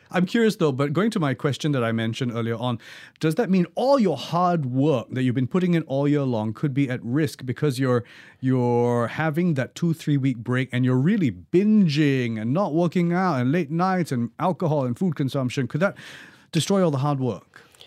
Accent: Singapore; we're Singaporean

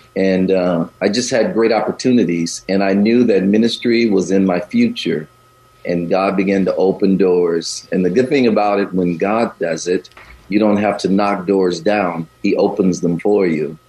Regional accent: the South, United States; also born or lived in Chicago, Illinois; now in Bay Area, United States; although I live here in the Bay Area now and traveled all over the country and parts of the world, I grew up in the South

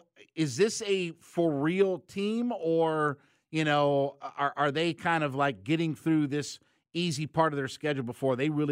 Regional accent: Ohio, United States; Like I'm from Northeast Ohio.

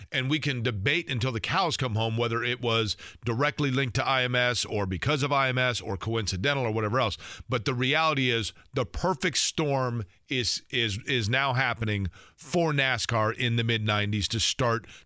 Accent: Indianapolis, Indiana, United States; I was born and raised in Indianapolis. I've only mentioned that 20 times so far today. I was born in 1972.

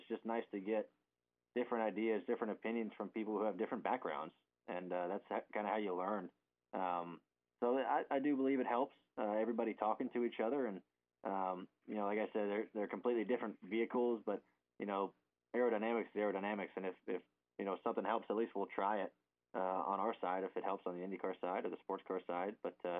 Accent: Ohio, United States; Me and my dad, we're both from Ohio.

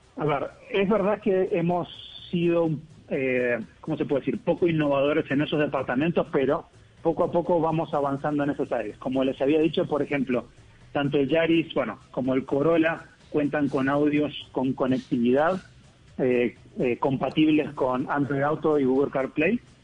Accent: Argentina; accent: Argentine; moved away as an adult; now in Colombia; Yo soy argentino, pero estoy aquí en ah, Colombia hace casi tres años.

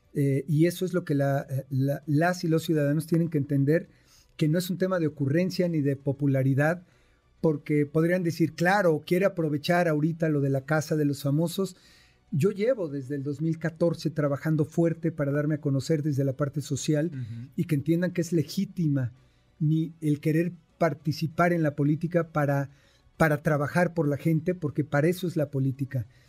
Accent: Mexico; somos mexicanos trabajadores, fregones

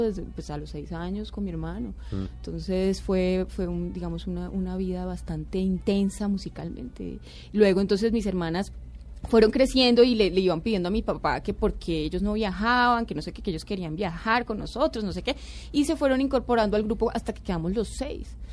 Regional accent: Bogotá, Colombia; soy blanca, cachaca

